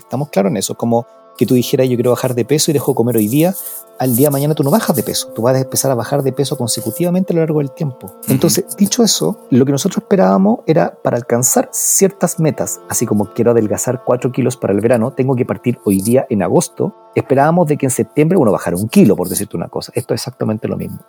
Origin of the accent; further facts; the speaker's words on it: Chile; nosotros estamos aquí en Chile